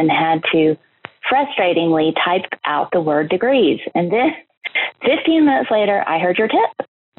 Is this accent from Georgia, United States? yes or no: yes; Atlanta, Georgia, United States; I am from Atlanta, but flew to Boston yesterday.